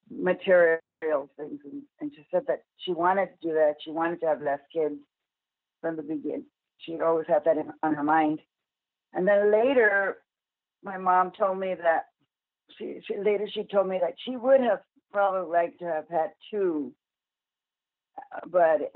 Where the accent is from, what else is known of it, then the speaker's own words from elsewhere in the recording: El Paso, Texas, United States; I grew up in El Paso